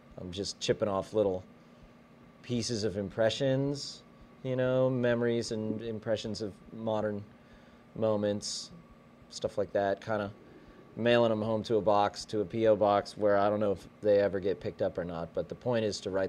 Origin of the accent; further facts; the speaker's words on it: Boulder, Colorado, United States; born there; also born or lived in western Pennsylvania, United States / upstate New York, United States / northern Kentucky, United States; now in Texas, United States; No, I was born in Boulder, Colorado.